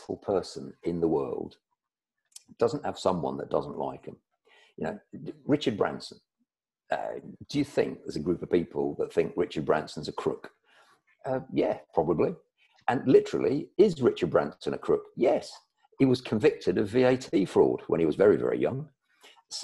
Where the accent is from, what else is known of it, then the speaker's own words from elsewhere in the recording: United Kingdom; I'm British, and we British, we're quite reserved about this